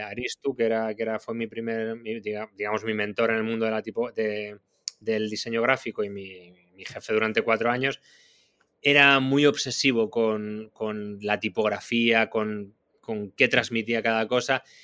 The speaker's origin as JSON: {"language": "Spanish", "town": "Madrid", "region": "Community of Madrid", "country": "Spain", "tie": "born or raised there", "moved": "as an adult", "lives_now": "Barcelona, Spain", "said": "También vivo en Barcelona y he y crecí en Madrid"}